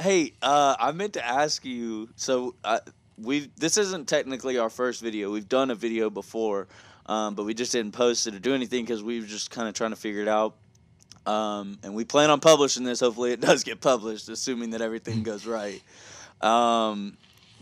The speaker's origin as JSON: {"language": "English", "region": "the South", "country": "United States", "also_born_or_lived": "New Jersey", "said": "I am from the South though, so I do use some slang"}